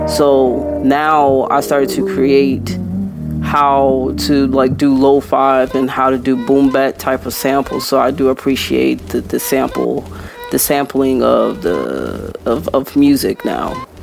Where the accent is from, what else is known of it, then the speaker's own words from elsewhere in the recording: Clearwater, Florida, United States; I was born and raised in Clearwater, Florida